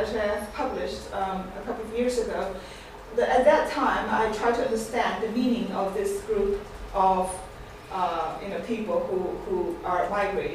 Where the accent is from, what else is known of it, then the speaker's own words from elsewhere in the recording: China; moved away; I grew up in China, born in China, went to college in late 1980s, early 1990s.